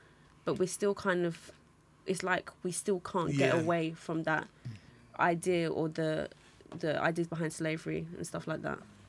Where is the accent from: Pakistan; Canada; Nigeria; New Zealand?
Nigeria; now in London, United Kingdom; for me, I'm Nigerian, so I haven't come from that like direct background, but like living in London or living in England, I've seen that a lot as well.